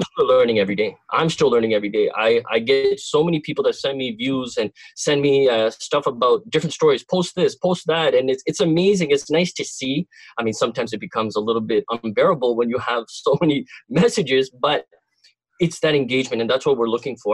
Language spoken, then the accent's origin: English; Cornwall, Ontario, Canada; I am from Cornwall, uh, not too far away from uh, the Toronto crew, uh, and uh, uh, born and raised in this city.